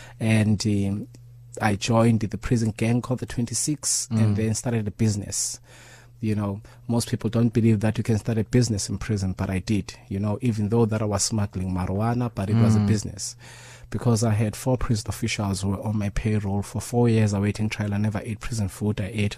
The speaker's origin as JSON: {"language": "English", "country": "South Africa", "tie": "born or raised there", "said": "I was born and bred in Quirky Township."}